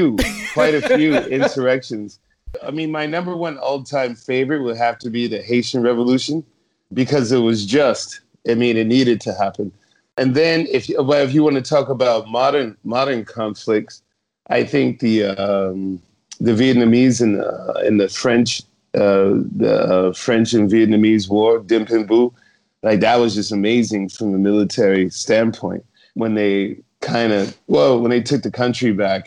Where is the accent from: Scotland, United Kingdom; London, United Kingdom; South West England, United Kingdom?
Scotland, United Kingdom; Being a Scotsman, I mean, you know how, you know, after the, what was it, the Battle of Glen?